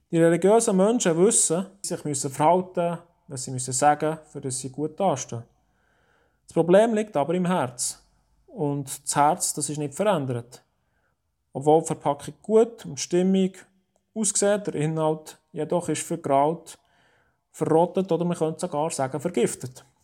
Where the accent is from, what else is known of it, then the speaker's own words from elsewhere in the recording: Oberdiesbach, Bern, Switzerland; In unserem Garten in Oberdiesbach, wo ich aufgewachsen bin, haben wir grosse, majestätisch schöne Tannen.